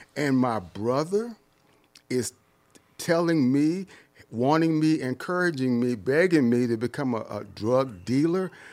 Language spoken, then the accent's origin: English; Detroit, Michigan, United States; moved away; also born or lived in San Diego; I grew up in Detroit, and Detroit was all black